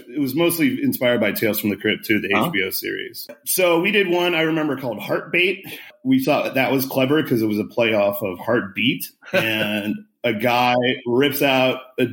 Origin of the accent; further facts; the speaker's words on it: Omaha, Nebraska, United States; Growing up in Omaha, Nebraska